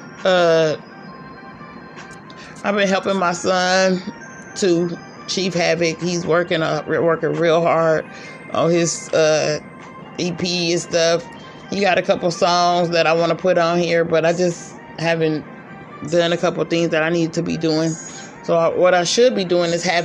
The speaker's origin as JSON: {"language": "English", "region": "California", "country": "United States", "also_born_or_lived": "Las Vegas, Nevada / Georgia", "moved": "as an adult", "lives_now": "Arkansas, United States", "said": "I'm from California"}